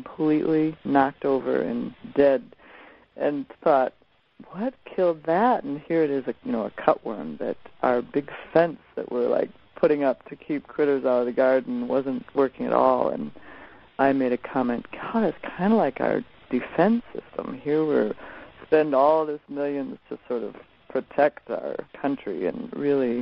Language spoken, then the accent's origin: English; South Dakota, United States; moved away; I grew up in South Dakota, and where my folks still are.